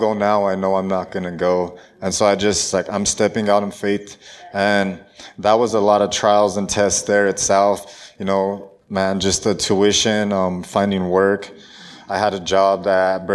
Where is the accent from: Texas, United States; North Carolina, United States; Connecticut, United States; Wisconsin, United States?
Texas, United States; El Paso; now in Colorado Springs, United States; I'm originally from El Paso, Texas, but I moved down there to Colorado Springs